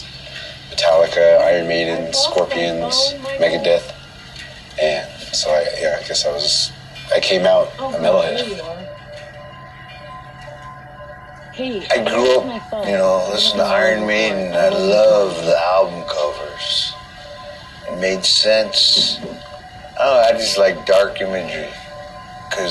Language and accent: English; Window Rock, Arizona, United States; We're in Wind Rock, Arizona, my hometown.